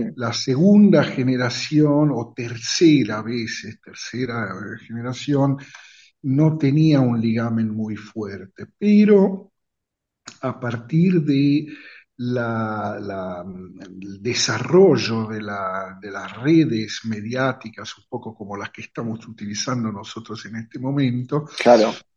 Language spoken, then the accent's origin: Spanish; Italy; also born or lived in Rosario, Argentina; como todos los ciudadanos italianos estamos